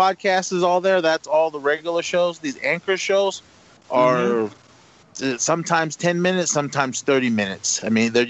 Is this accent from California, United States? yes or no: yes; Oakland, California, United States; born or raised there